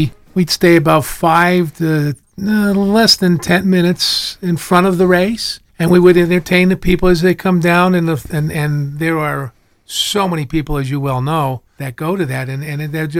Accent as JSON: {"language": "English", "town": "Hanover Township", "region": "Pennsylvania", "country": "United States", "tie": "born or raised there", "said": "I grew up in Hanover Township."}